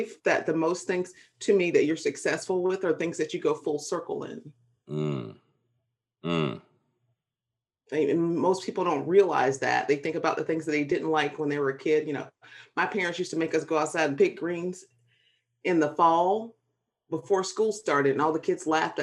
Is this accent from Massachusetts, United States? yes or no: no; South Carolina, United States; now in Virginia, United States; I grew up in South Carolina in a small town where both of my parents were educators